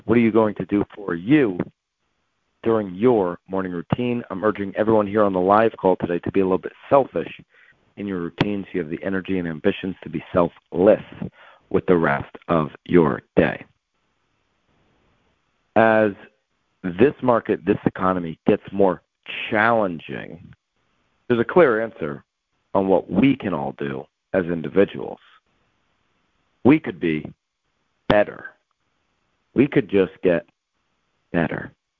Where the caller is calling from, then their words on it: Connecticut, United States; I'm calling in from Connecticut.